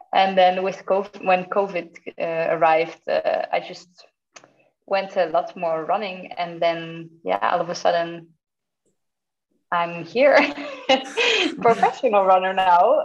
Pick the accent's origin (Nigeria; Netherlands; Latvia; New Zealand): Netherlands; moved away as an adult; now in Zurich, Switzerland; So I live in Switzerland, in Zurich, but I am from the Netherlands.